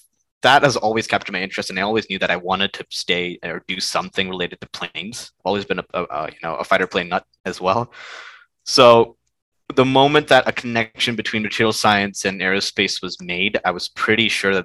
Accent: India; English is a second language; now in United States; So I was born in India, but then my family all moved to the USA when I was a really small kid. Lived here for like, I think 9 years before the family moved back to India.

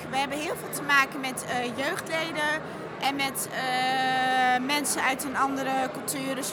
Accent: Netherlands; ik kom dan zelf uit Nederland

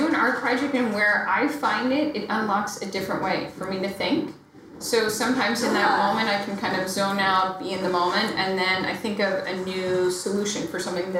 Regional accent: Philadelphia, Pennsylvania, United States; now in New York City, United States; I grew up actually in the suburbs of Philly. So I was a Philly kid

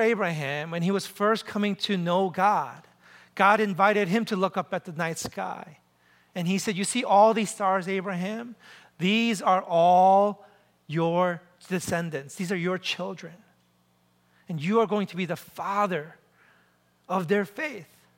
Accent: New York City, New York, United States; I'm from New York City.

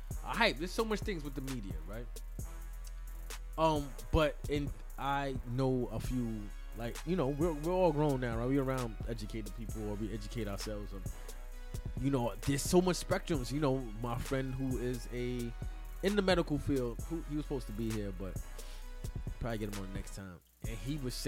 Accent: United States; being American

